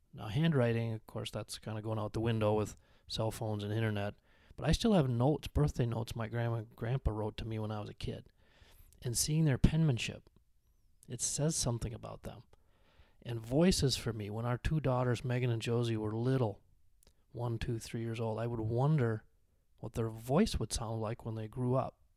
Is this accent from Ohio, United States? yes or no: no; Benson, Minnesota, United States; moved away; my hometown of Benson, Minnesota